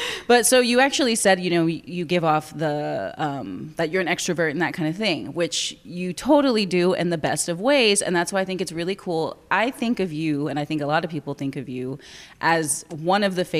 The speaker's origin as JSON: {"language": "English", "town": "Corpus Christi", "region": "Texas", "country": "United States", "also_born_or_lived": "Austin, Texas", "said": "I'm from Corpus and I think mine was super short lived because I lived in Austin for school."}